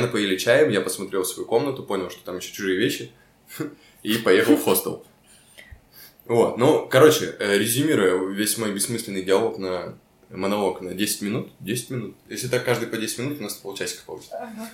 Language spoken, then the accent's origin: Russian; Chelyabinsk, Chelyabinsk Oblast, Russia; moved away as an adult; also born or lived in Magnitogorsk; now in Moscow, Russia; мы все из Челябинска. Ну, я по факту из Магнитогорска